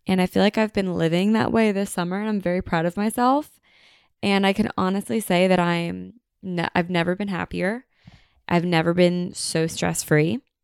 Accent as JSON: {"language": "English", "country": "United States", "said": "we are so American"}